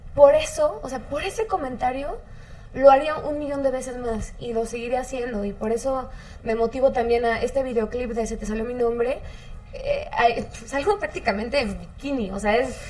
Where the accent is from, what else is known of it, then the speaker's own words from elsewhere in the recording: Mexico; como mexicanos